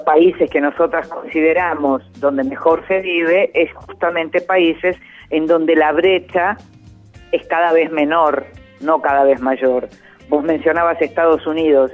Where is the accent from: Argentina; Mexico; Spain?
Argentina; nosotros somos argentinos